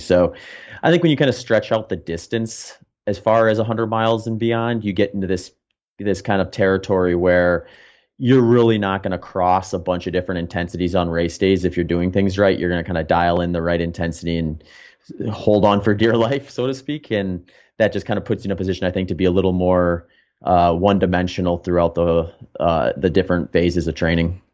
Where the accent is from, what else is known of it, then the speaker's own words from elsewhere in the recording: Wisconsin, United States; moved away as an adult; also born or lived in Phoenix; now in Austin, United States; I grew up in the Midwest. I spent a couple decades in, in Wisconsin